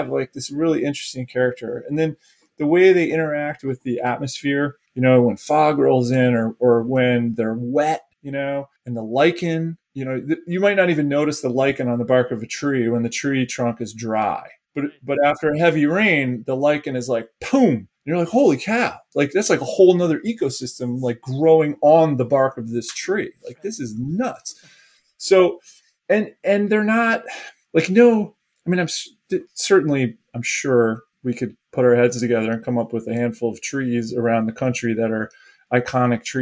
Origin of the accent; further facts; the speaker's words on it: Northeast, United States; moved away as an adult; also born or lived in Colorado / Alaska; I grew up in the Northeast and had a lot of woods behind my house.